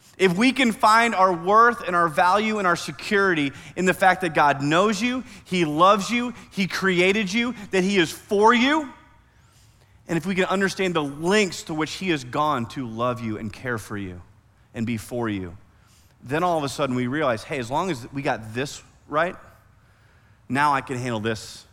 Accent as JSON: {"language": "English", "region": "Iowa", "country": "United States", "tie": "born or raised there", "moved": "yes", "lives_now": "Oklahoma, United States", "said": "I grew up in Iowa"}